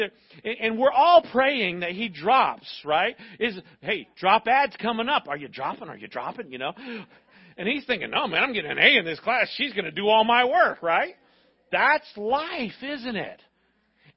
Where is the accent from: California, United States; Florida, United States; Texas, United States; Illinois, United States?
Florida, United States; when I was growing up in Florida schools